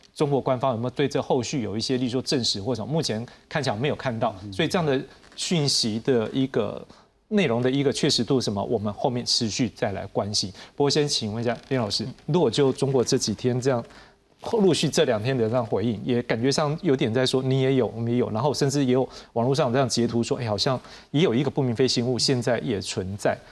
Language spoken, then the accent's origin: Chinese; Taiwan; 我们台湾这边